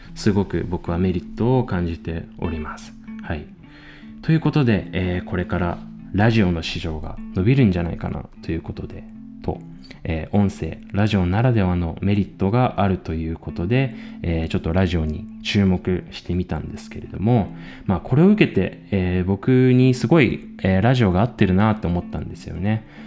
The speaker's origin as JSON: {"language": "Japanese", "region": "Chiba", "country": "Japan", "tie": "born or raised there", "also_born_or_lived": "Tokyo", "moved": "as an adult", "lives_now": "Austria", "said": "千葉県出身の26"}